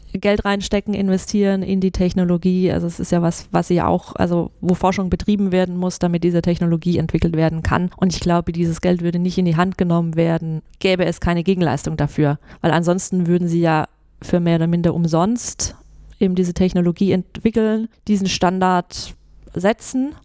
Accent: near Stuttgart, Swabia, Baden-Württemberg, Germany; moved away as an adult; also born or lived in Mannheim; now in Munich, Germany; Also ich, ich komme ursprünglich aus der Nähe von Stuttgart, mhm. bin gebürtige Schwäbin

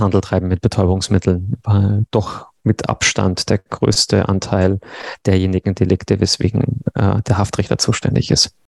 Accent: Regensburg, Bavaria, Germany; moved away as an adult; now in Konstanz, Germany; ich bin gebürtiger Regensburger und zum Studium nach Konstanz gewechselt und sozusagen da hängen geblieben

